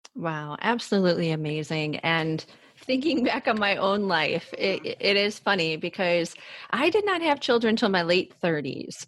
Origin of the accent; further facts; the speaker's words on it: Cleveland, Ohio, United States; I, am born and raised in Ohio